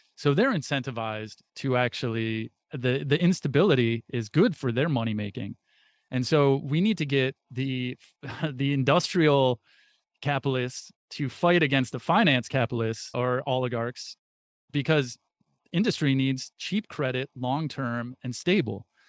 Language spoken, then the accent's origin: English; United States; being an American, born into this country